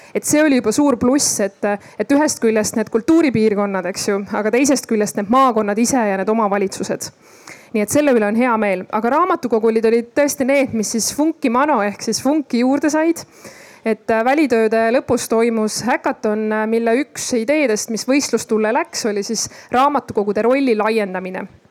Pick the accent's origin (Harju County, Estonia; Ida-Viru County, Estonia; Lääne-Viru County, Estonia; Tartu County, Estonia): Ida-Viru County, Estonia; moved away; ma olen sealt ise pärit, siis äh, noh, olin ma olnud ka pikalt seal eemal